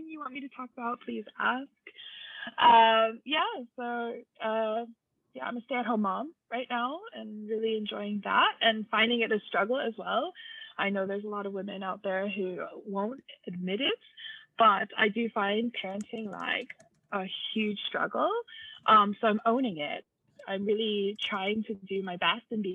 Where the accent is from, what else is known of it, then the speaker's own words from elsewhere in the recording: United States; now in Germany; I'm an American, but I live in Germany with my husband and two kids.